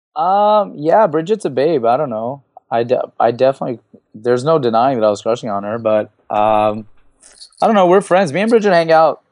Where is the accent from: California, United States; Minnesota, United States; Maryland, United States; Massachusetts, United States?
California, United States; Los Angeles; L A, 'cause that's my hometown